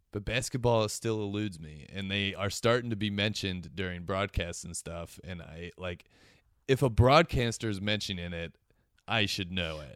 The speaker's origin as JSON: {"language": "English", "town": "Cincinnati", "region": "Ohio", "country": "United States", "said": "I'm from Cincinnati"}